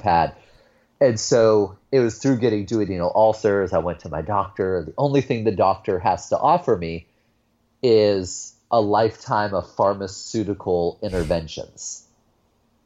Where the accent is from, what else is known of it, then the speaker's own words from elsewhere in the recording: Youngstown, Ohio, United States; I grew up in Northeast Ohio, grew up on the lower west side of a city called Youngstown